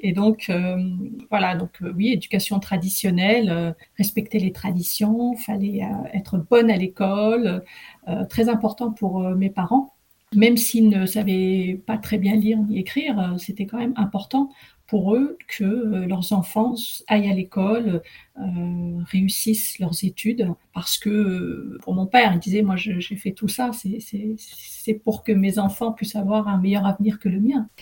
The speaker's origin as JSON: {"language": "French", "town": "Amiens", "region": "Hauts-de-France", "country": "France", "tie": "born or raised there", "also_born_or_lived": "Tétouan, Morocco", "said": "j'ai grandi là-bas, j'ai eu toute mon enfance euh, à Amiens"}